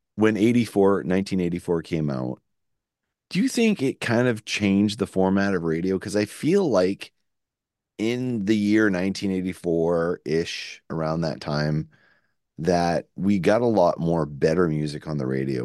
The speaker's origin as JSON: {"language": "English", "town": "Shediac", "region": "New Brunswick", "country": "Canada", "said": "That's not where we're from. We're actually from Shityak"}